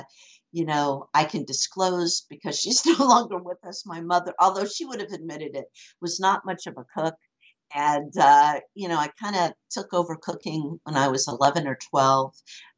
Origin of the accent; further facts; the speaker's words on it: Los Angeles, California, United States; also born or lived in Japan / Paris, France; I grew up in Hollywood to a TV and film family. And, you know, growing up in the Hollywood Hills, my dad was a TV and film producer.